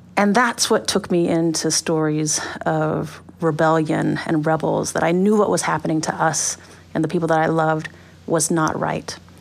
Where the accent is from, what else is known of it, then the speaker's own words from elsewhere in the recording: United States; a black girl growing up on the U S-Mexico border